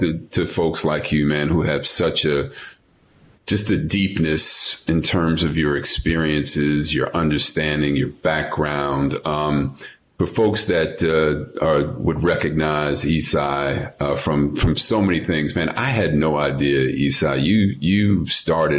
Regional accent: New York City, New York, United States; moved away; also born or lived in Los Angeles; I'm a New Yorker. I'm a native New Yorker, so having grown up there

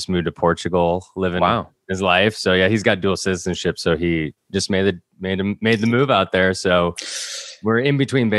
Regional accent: Connecticut, United States; We're actually originally from Connecticut.

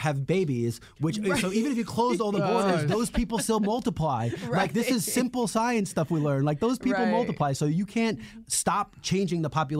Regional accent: New York City, New York, United States; moved away; I was brought up in Queens in the 80s.

